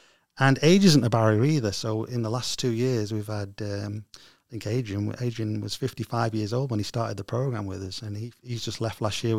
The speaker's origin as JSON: {"language": "English", "town": "Stockport", "region": "North West England", "country": "United Kingdom", "said": "I was originally from Stockport."}